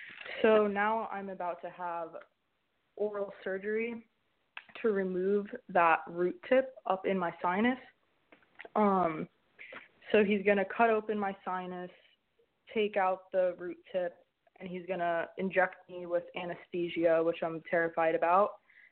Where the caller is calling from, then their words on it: Hawaii, United States; Hi, I called last week. I was the one from Hawaii and got staph infection, double dose of antibiotics and breathing problems, brain fog, quacko doctors.